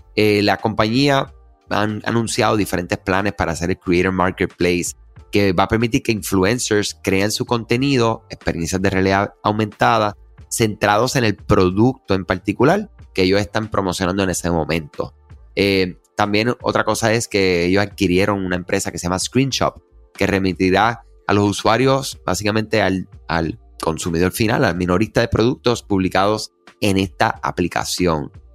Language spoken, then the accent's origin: Spanish; Puerto Rico; los que somos de Puerto Rico